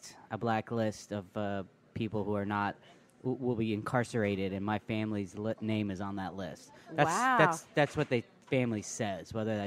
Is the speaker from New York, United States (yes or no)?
yes; New York City, New York, United States; I grew up in New York. in the Bronx, the Boogie Down.